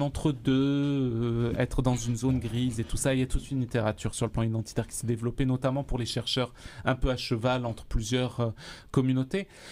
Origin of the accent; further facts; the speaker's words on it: Algeria; now in Sherbrooke, Canada; je suis d'Algérie.